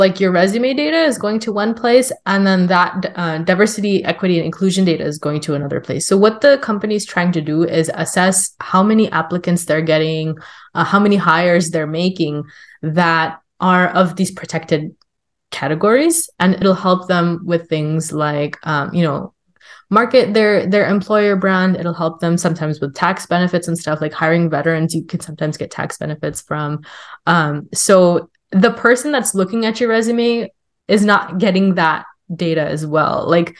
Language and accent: English; California, United States; I'm from California, and you would think, oh yeah, California is so liberal